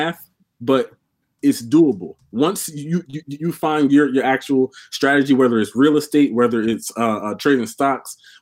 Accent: Mount Laurel, New Jersey, United States; I'm from Mount Laurel, New Jersey

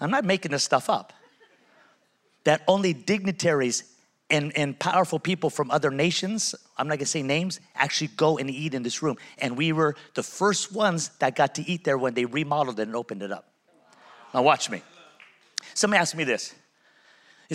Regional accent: Pico Rivera, California, United States; now in Las Vegas, United States; I'm from Pico Rivera

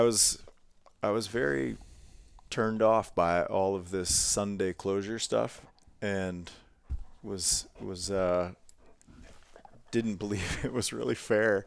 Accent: Ohio, United States; moved away as an adult; also born or lived in Montana; that is my roots of growing up in Ohio, getting into hunting as a young teenager

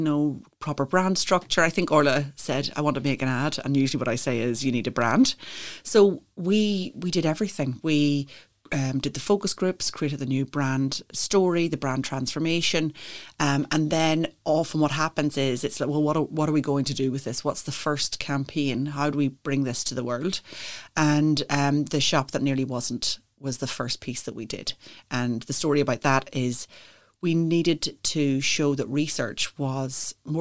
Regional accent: County Antrim, Northern Ireland, United Kingdom; moved away as an adult; also born or lived in Dublin; now in County Clare, Ireland; I'm from County Antrim.

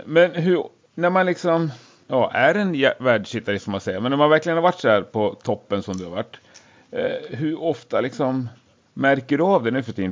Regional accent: Gävle, Gävleborg County, Sweden; det säger man i Gävle också, där jag kommer ifrån

